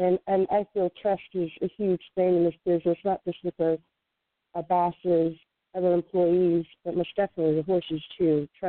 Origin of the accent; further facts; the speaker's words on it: Delaware, Ohio, United States; moved away as an adult; now in Florida, United States; I grew up in Delaware